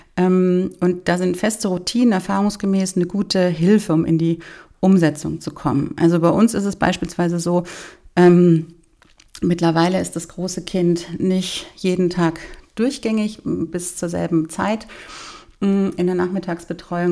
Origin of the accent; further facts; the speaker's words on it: Bavaria, Germany; bei uns in Bayern